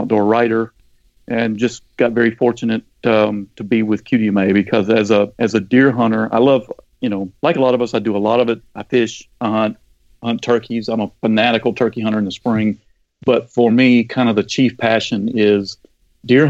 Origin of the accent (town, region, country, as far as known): Wayne County, Georgia, United States; born or raised there; also born or lived in Savannah, Georgia / Athens, Georgia